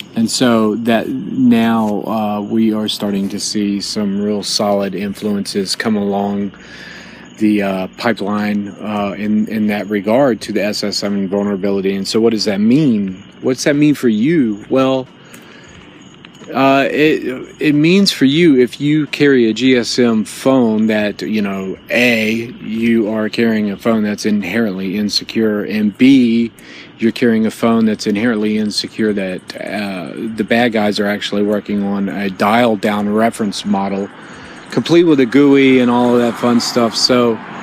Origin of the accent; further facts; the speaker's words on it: Jacksonville, Florida, United States; now in Chicago, United States; back in Jacksonville, my hometown